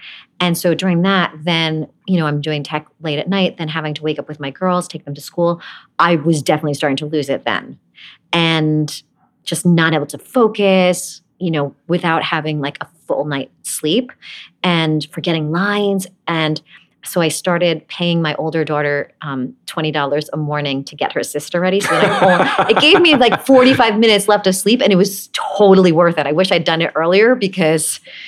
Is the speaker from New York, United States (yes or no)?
yes; New York, United States; I didn't really fit in Brooklyn. I always felt like I didn't belong there. So I kind of made up my own accent by watching Beverly Hills 90210 probably.